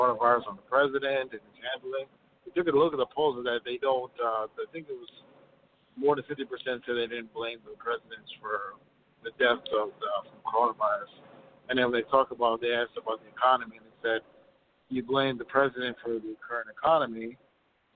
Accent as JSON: {"language": "English", "region": "Midwest", "country": "United States", "said": "I'm from the Midwest"}